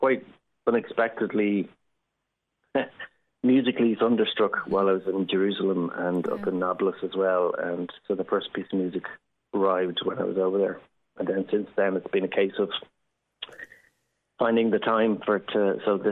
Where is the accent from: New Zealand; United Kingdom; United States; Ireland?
Ireland; as Irish people